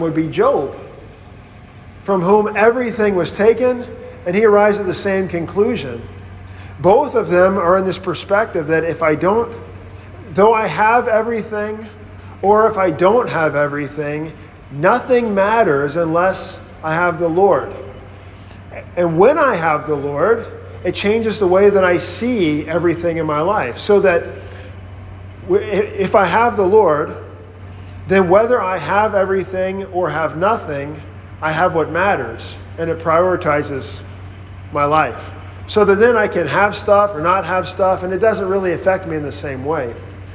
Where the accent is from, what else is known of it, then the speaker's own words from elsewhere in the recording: Mississippi, United States; moved away as an adult; growing up on this farm in Mississippi, we were just working all the time